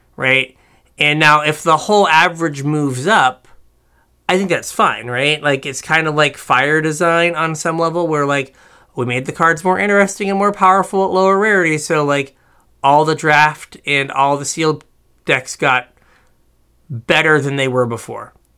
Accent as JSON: {"language": "English", "country": "United States", "said": "as we are American."}